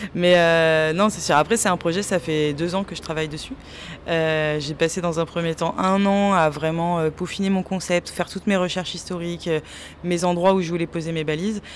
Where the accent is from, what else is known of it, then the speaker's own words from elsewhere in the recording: Nantes, Pays de la Loire, France; now in Angers, France; moi, je suis nantaise d'origine